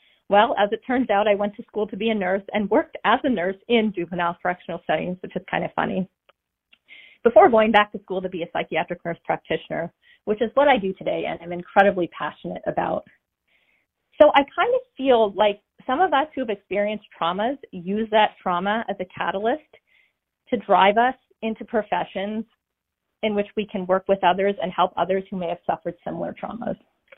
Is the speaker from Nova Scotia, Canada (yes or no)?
yes; Nova Scotia, Canada; now in United States; calling from Southern Maine, but originally from Nova Scotia. And yes … I am from Canada.